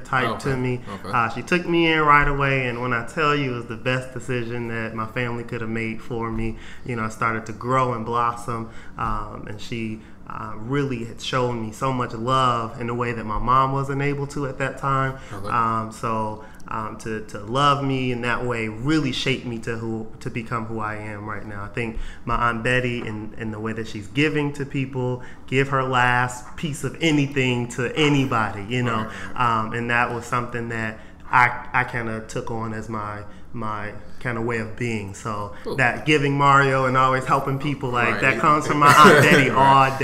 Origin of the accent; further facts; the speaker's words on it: Detroit, Michigan, United States; I grew up in Detroit all my life